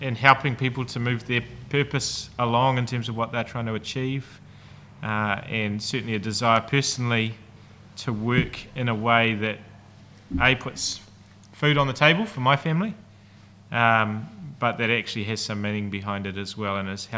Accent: North Island, New Zealand; moved away as an adult; now in Christchurch, New Zealand; So I'm originally from the North Island.

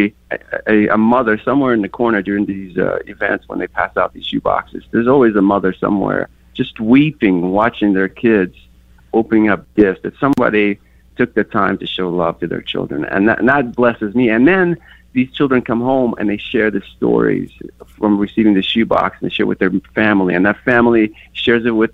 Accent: Kyiv, Ukraine; moved away; I grew up in Kiev, and in our neighborhood, we only had one soccer ball

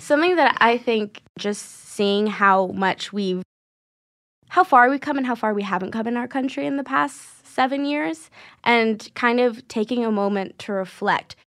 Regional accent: New York, United States; I grew up in New York

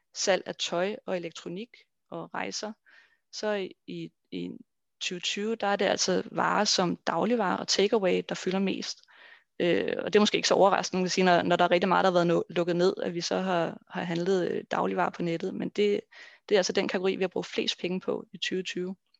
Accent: Denmark

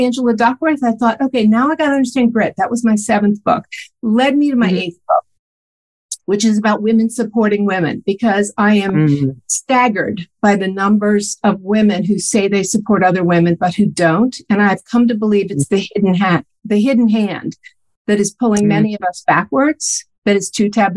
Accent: Washington, District of Columbia, United States; I grew up in Washington, D.C.

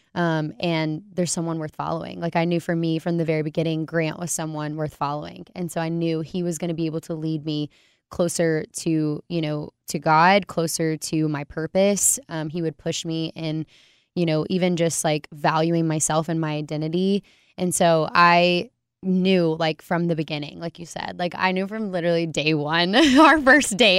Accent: Alabama, United States; moved away as an adult; now in Waco, United States; I was born in Alabama.

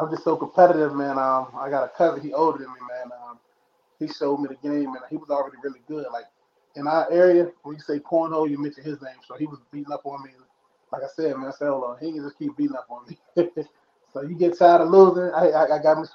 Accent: Lynchburg, Virginia, United States; also born or lived in San Diego, California / El Cajon, California; now in Clifton Forge, United States; that's where I'm at now, but I'm originally from Lynchburg. So I bounced between, you know, Virginia and California. I used to live in San Diego, El Cajon

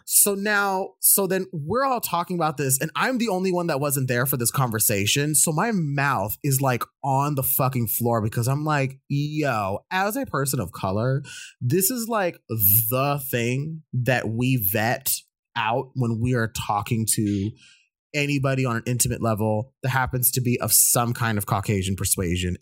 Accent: United States; I'm an Indian American

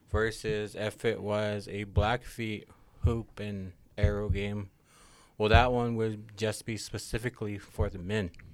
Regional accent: Great Falls, Montana, United States; also born or lived in Blackfeet Reservation, Montana; I was raised on the north backside of Red Blanket Hill, had to have waters to Cupping River drainage, and in the community of Great Falls

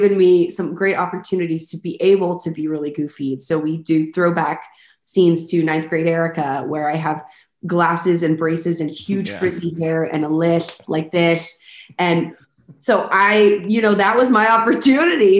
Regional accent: Highland Village, Texas, United States; also born or lived in Arlington, Texas / Grand Prairie, Texas; I was born in Arlington and stayed in Grand Prairie till I was like 5. And then when I was 5 or 6, we moved to Highland Village

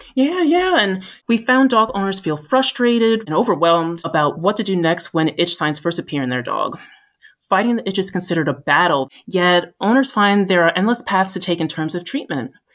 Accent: New Jersey, United States; also born or lived in Boston, Massachusetts; I've always lived in the Northeast U S, born and raised in New Jersey

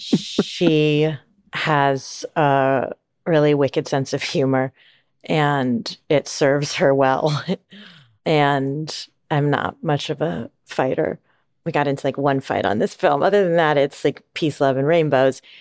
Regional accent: Kalispell, Montana, United States; moved away; also born or lived in San Diego, California; I grew up in Kalispell, Montana

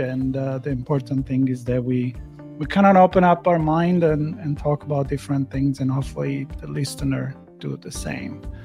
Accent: Italy; growing up in Italy

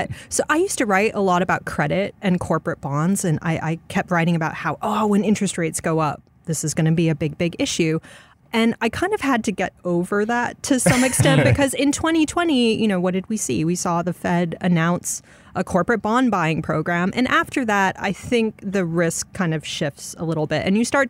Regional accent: Arkansas, United States; born there; also born or lived in Chicago / Dallas / Tokyo; So I was born in Arkansas in a place that no longer exists. It was a military base. My dad was with the Air Force. And then I lived in Chicago for a bit, Dallas for a bit.

